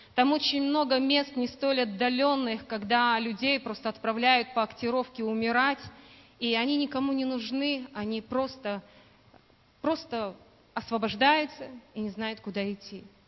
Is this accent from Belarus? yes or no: yes; Belarus; moved away as an adult; now in Buryatia, Russia; я сама родом из Белоруссии